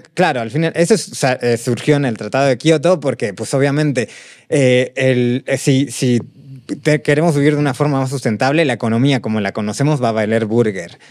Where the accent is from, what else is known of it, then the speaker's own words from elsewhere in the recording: Mexico City, Mexico; crecimos aquí en Ciudad de México